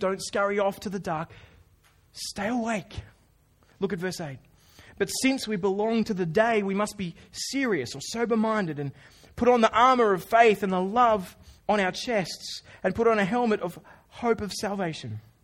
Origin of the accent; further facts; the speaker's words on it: Australia; I'm Australian.